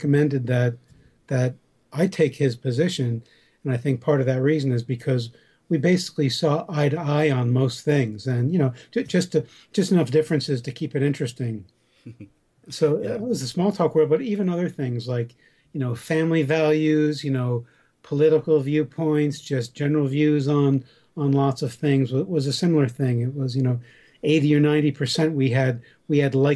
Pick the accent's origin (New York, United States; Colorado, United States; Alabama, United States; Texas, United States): New York, United States; Southern Dutchess County; born or raised there